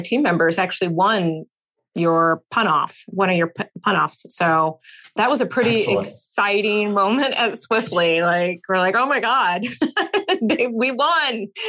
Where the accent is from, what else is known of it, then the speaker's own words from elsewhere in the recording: Michigan, United States; I grew up about 45 minutes or so from the Canadian border, but in Michigan.